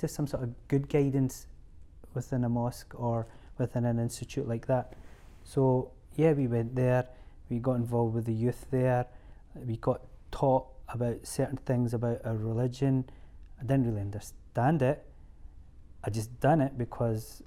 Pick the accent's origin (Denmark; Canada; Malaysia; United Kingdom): United Kingdom; Scotland; We're Scottish, we're born and bred here